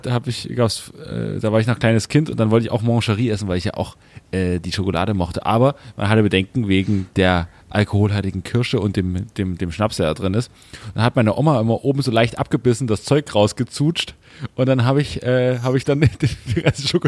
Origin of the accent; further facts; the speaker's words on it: the East, East Germany, Germany; wir kommen aus dem Osten